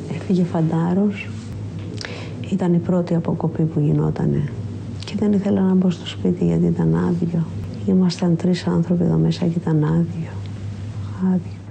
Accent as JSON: {"language": "Greek", "town": "Piraeus", "region": "Attica", "country": "Greece", "said": "είμαι από τον Πειραιά"}